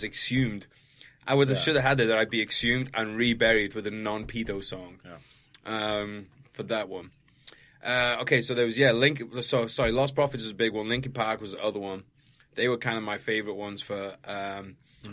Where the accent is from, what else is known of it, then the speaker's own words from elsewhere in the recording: United Kingdom; I'm British.